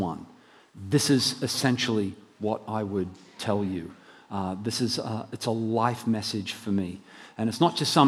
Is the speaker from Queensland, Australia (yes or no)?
yes; Brisbane, Queensland, Australia; moved away as an adult; I'm from Brisbane originally, but I haven't moved many years ago in the mid-80s and have been living elsewhere where they don't talk proper